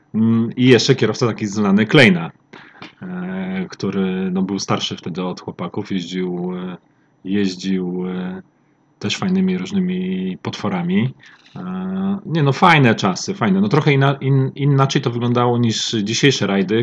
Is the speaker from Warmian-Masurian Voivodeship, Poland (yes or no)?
yes; Olsztyn, Warmian-Masurian Voivodeship, Poland; pochodzę z Olsztyna